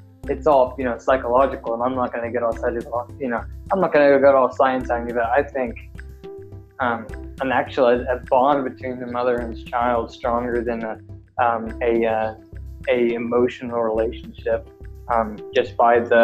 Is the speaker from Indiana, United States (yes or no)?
yes; Scottsburg, Indiana, United States; also born or lived in Seymour, Indiana; now in Indianapolis, United States; Scottsburg is my hometown